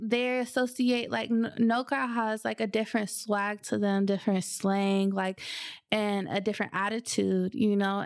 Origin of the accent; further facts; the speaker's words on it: Southern California, United States; now in Seattle, United States; I'm from Southern California